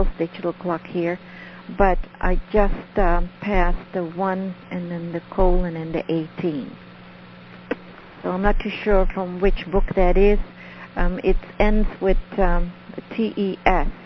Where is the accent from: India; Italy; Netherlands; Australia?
Netherlands; first language Dutch; English is a second language; moved away; I'm from Holland, so ik spreek Nederlands. So that means that's my language. I speak Dutch